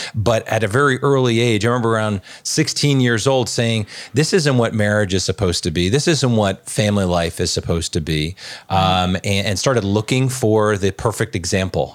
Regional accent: Long Island, New York, United States; I grew up in Long Island

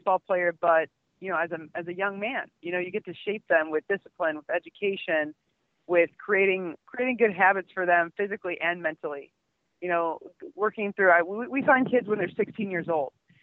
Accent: Omaha, Nebraska, United States; I'm from Nebraska, from Omaha

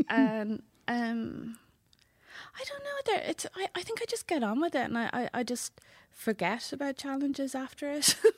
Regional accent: Wexford, Leinster, Ireland; I'm from Waxford

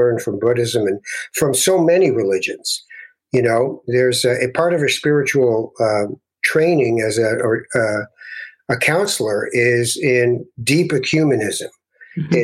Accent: Toronto, Ontario, Canada; also born or lived in Tangier, Morocco; I was born in Morocco. When we came to Canada in the late 50s, as I grew up eventually after about 7 or 8 years of moving around, all the way from Kensington Market and Regent Park up to the last street in Toronto

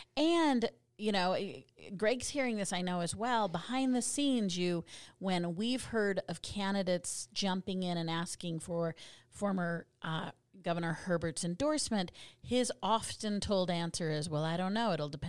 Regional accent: Texas, United States; I'm a Texan.

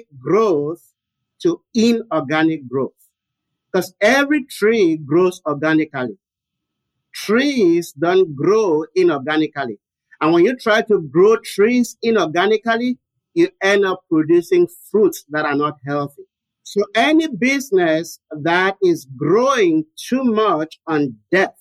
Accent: Cameroon; now in United States; So I was born and raised in Cameroon, which is in West Africa.

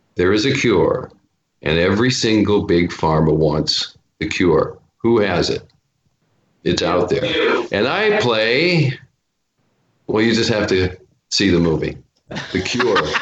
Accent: Portland, Oregon, United States; moved away as an adult; now in Los Angeles, United States; Portland, Oregon, back to my hometown

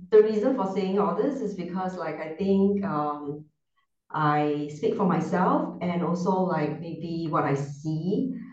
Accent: Singapore; moved away as an adult; now in Gozo, Malta; I am born and raised in Singapore. So um, Singapore, I think, is um, it's a city like it's a small, really small city

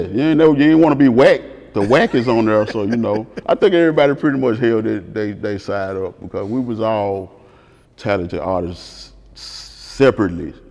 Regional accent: the Bay, Tennessee, United States; I'm from the Bay

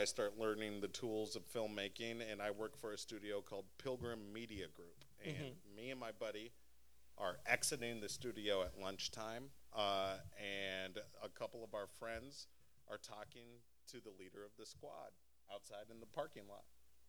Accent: Anchorage, Alaska, United States; I grew up in Anchorage, Alaska. The winters are really cold and the days are super short and there's not much to do.

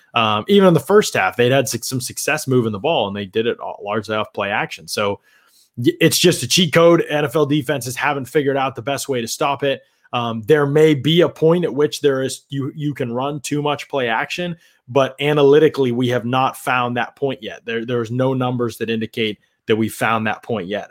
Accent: Pittsburgh, Pennsylvania, United States; I come from Pittsburgh area

